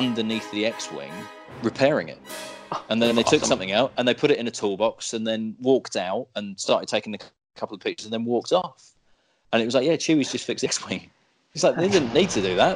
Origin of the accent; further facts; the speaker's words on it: United Kingdom; I'm British.